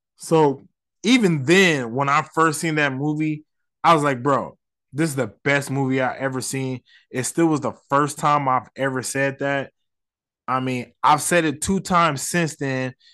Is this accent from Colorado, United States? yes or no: no; Las Vegas, Nevada, United States; I'm not from New York, I'm from Vegas